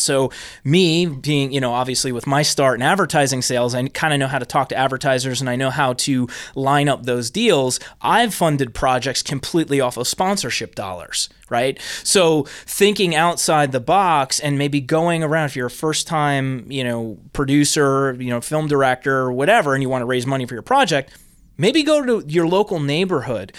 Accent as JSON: {"language": "English", "region": "New Jersey", "country": "United States", "said": "I'm originally from Jersey"}